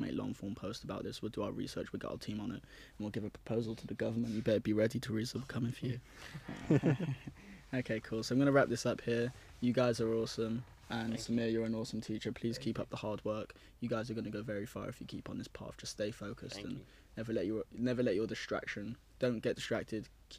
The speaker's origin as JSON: {"language": "English", "region": "London", "country": "United Kingdom", "also_born_or_lived": "Cardiff", "said": "I moved to a school called Whitchurch in Cardiff, and I'm from London originally."}